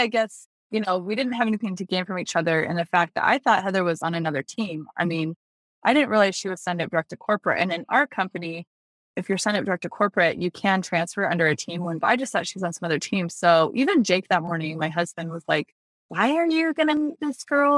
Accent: Greenville, South Carolina, United States; I'm from Greenville, South Carolina

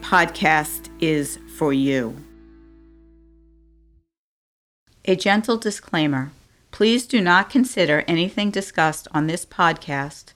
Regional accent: New York City, New York, United States; Staten Island, New York, my hometown

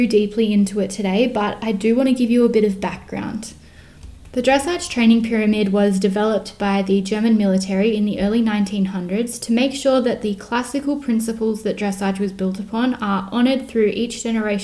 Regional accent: Australia; I am Australian

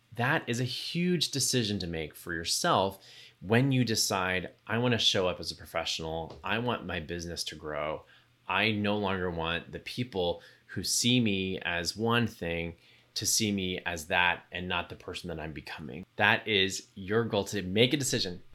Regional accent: Texas, United States; a young gay kid growing up in Texas

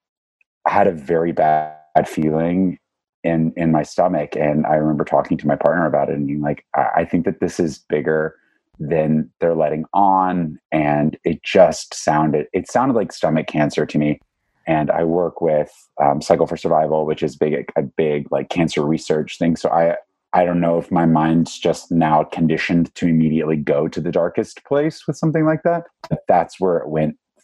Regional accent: Southeast Texas, United States; now in New York, United States; I'm from Southeast Texas originally. So I've been living in New York.

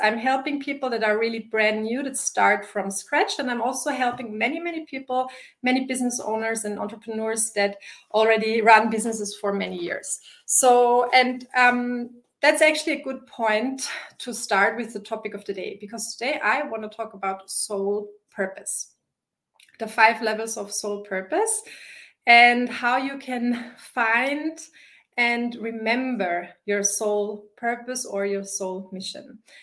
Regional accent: Vienna, Austria; English is a second language; also born or lived in Wisconsin; I live in Vienna. This is my home base, it's my hometown

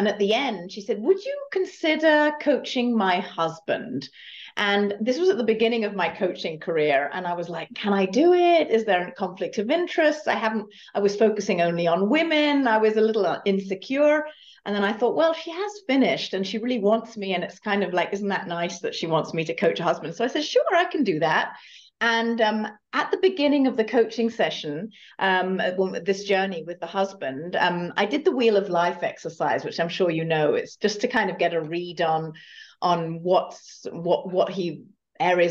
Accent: United Kingdom; moved away; also born or lived in Germany / California; as you can perhaps tell from my accent, I'm originally from the UK

